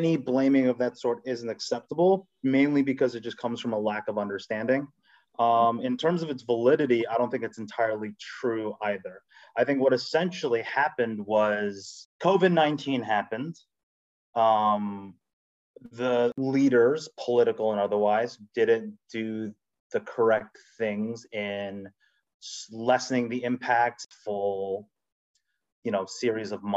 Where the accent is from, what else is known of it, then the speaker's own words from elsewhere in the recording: New York City, New York, United States; also born or lived in Rochester; I was born and raised in the Bronx, went to school in Rochester, live in New York, fully born and bred Korean American New Yorker.